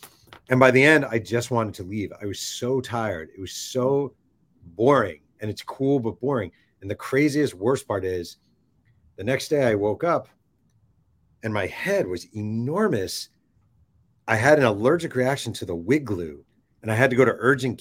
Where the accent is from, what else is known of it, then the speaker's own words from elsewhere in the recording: New York, United States; I am from New York